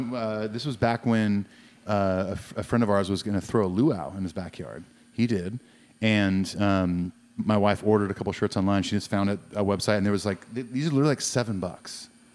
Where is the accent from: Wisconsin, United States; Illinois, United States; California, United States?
California, United States; moved away; growing up in California.